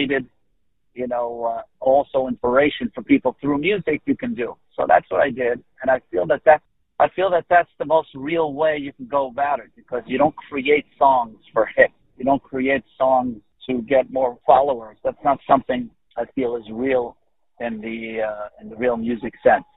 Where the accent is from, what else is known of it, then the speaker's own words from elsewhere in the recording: Israel; I was born in Israel